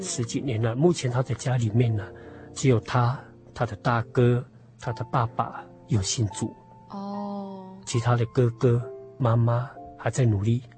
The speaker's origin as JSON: {"language": "Chinese", "town": "Puli", "region": "Nantou County", "country": "Taiwan", "tie": "born or raised there", "said": "我们是在埔里住，我从小就在埔里住"}